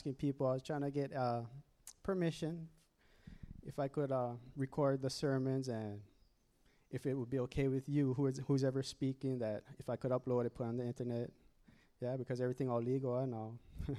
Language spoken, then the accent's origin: English; Oahu, Hawaii, United States; moved away as an adult; I'm actually from Oahu, moved up here in 2008